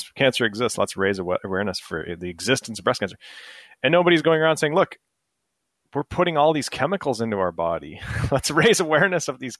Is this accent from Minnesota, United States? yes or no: yes; Minnesota, United States; I'm from Minnesota